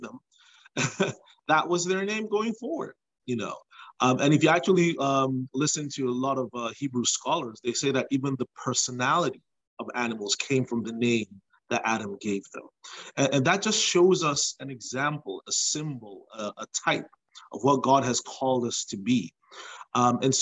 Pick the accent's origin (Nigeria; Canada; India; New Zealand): Nigeria; moved away as an adult; now in United States; So I was born in Nigeria, but when I was just before I turned two, my family moved to the United States. We lived here for about 7 years, and we went back to Nigeria